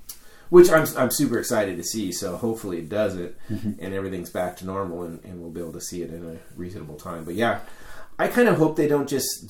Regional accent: Sacramento, California, United States

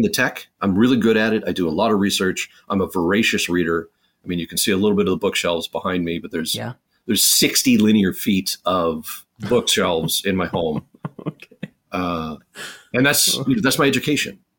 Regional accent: Chicago, Illinois, United States; I was born in Chicago

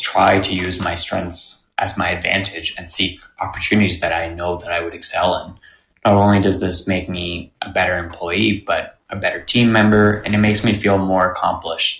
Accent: near Toronto Pearson, Ontario, Canada; my house growing up near Toronto Pearson

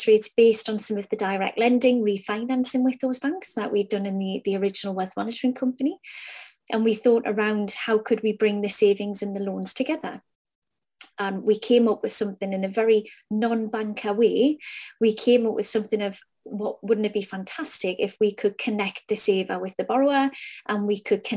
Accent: Newcastle upon Tyne, North East England, United Kingdom; The company started out of Newcastle upon Tyne. My accent betrays me.

